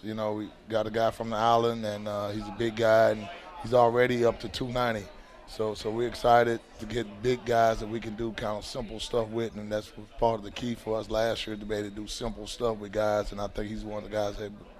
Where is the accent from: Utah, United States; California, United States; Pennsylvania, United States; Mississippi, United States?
Mississippi, United States; now in Western New York, United States; I'm from Mississippi